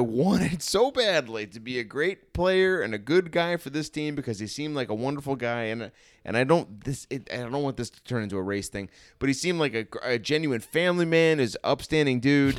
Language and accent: English; Chicago, Illinois, United States; as a Chicagoan